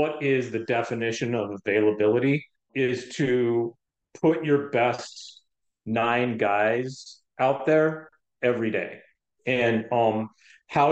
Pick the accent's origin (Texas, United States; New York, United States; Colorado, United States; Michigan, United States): Colorado, United States; Denver; moved away; I grew up in Denver, Colorado